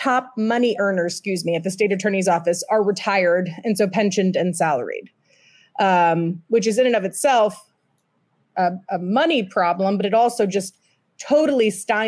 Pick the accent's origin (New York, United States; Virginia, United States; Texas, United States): Texas, United States; Houston; now in Florida, United States; I'm actually from Texas originally. So Where? I was born in Houston.